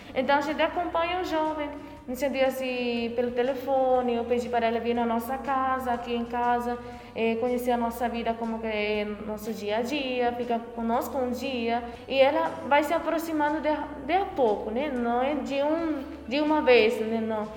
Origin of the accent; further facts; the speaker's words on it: Paraguay; moved away as an adult; now in Porto Alegre, Brazil; sou natural do Paraguai, mas estou aqui em Porto Alegre, no Brasil.